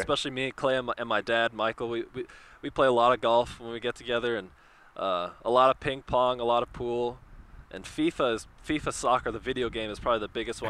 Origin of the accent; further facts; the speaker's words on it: Oregon, United States; now in Chicago, United States; we grew up in Oregon, so you know we were Northwest kids.